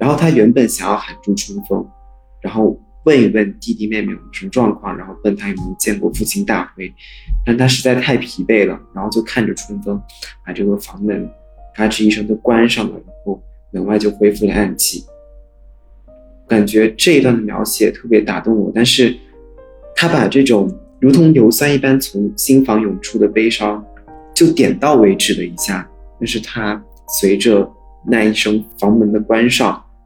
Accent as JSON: {"language": "Chinese", "country": "China", "tie": "born or raised there", "said": "我们作为一个中国人，应该都是土生土长的中国人"}